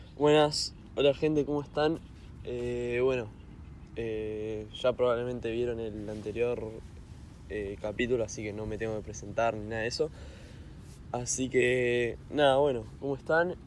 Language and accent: Spanish; Argentina; yo soy de Argentina